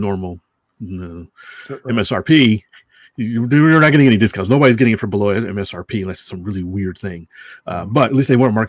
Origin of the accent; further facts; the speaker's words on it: Connecticut, United States; now in California, United States; I'm from Connecticut. I have a lot of family there